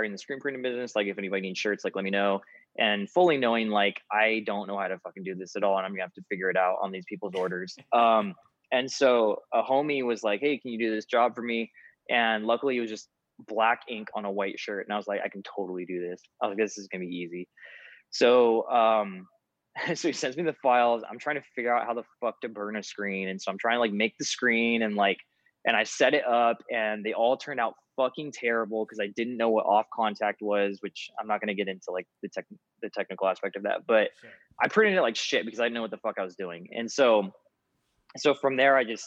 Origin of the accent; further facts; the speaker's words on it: California, United States; also born or lived in Boise, Idaho; I'm from California. I was raised in California, but I moved to Boise, Idaho in 2014 or 15